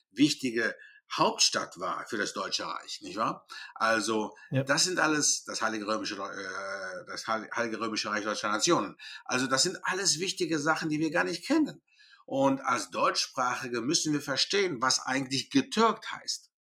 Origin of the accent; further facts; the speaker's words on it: Greece; Ich komme nicht aus Schweden, ich komme aus Griechenland.